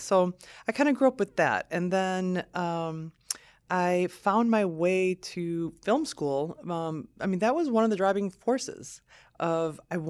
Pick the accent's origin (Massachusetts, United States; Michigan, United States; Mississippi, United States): Michigan, United States; Lansing; also born or lived in southern Lebanon; I grew up in Lansing. So my family and I immigrated from Lebanon, from southern Lebanon in 1978.